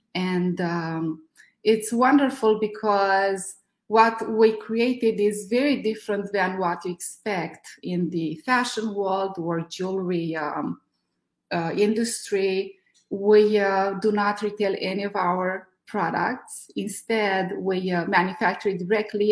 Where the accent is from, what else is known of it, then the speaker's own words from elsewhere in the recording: Romania; moved away as an adult; now in California, United States; I'm from Romania.